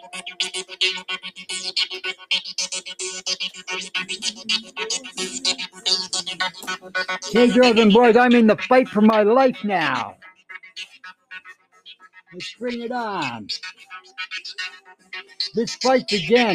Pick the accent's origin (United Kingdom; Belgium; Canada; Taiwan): Canada; St. Albert, Alberta; now in Edmonton, Canada; I grew up in St. Albert